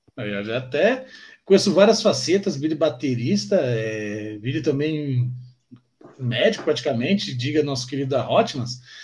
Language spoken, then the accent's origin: Portuguese; Guarulhos, São Paulo, Brazil; nós somos periférico de Guarulhos